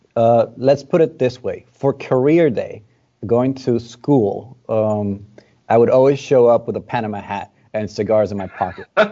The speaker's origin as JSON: {"language": "English", "country": "Dominican Republic", "tie": "born or raised there", "said": "Born and raised in the Dominican Republic."}